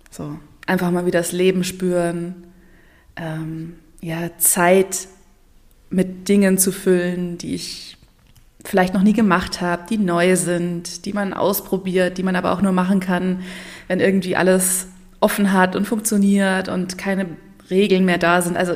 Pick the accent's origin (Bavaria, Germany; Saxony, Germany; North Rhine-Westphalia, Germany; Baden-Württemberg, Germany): Bavaria, Germany; Munich; Ich komme ursprünglich aus, auch aus München. Es hat immer, ist ja auch bayerisch und ähm, ja, also quasi ähm, ja, in meiner Hometown mit äh, Pumuckl meine Kindheit verbracht.